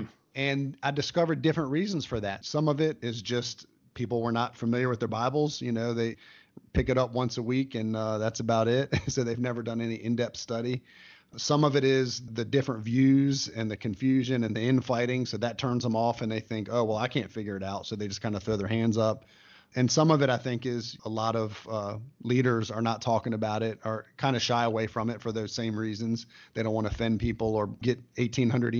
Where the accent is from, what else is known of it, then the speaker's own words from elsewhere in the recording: United States; as an American